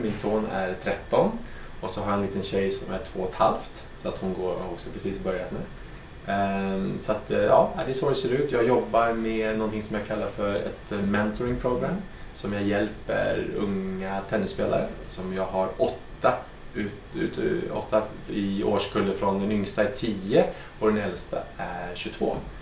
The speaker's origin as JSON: {"language": "Swedish", "town": "Stockholm", "region": "Stockholm County", "country": "Sweden", "also_born_or_lived": "Monaco", "moved": "as an adult", "lives_now": "Aix-en-Provence, France", "said": "jag är en gammal stockholmare"}